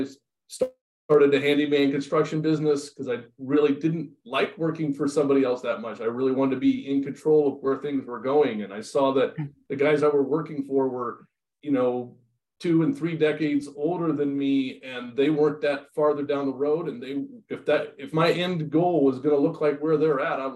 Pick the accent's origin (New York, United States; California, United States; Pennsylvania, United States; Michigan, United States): California, United States; Los Osos; I grew up in Los Osos, California.